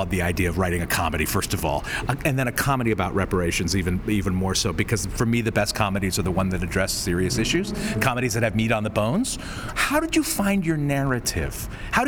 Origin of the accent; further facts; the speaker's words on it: California, United States; I'm from California